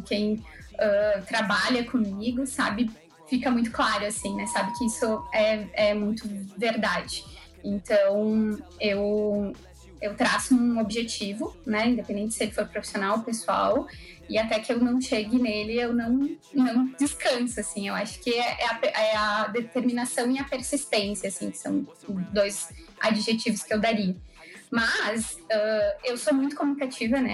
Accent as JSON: {"language": "Portuguese", "town": "Caxias do Sul", "region": "Rio Grande do Sul", "country": "Brazil", "tie": "born or raised there", "said": "eu nasci em Caxias do Sul"}